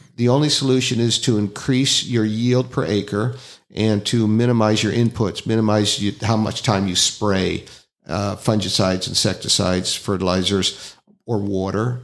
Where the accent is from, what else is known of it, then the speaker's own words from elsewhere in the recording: Northern California, United States; moved away; I'm, I'm from Northern California